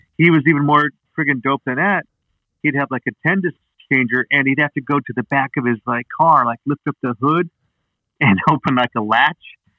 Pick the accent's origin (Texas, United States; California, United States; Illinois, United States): California, United States; Los Angeles; also born or lived in Idaho / Oregon / Salt Lake City, Utah; I grew up in Idaho, Oregon and Utah until I was like 9 years old. And then when I was 9, I moved out to North Hollywood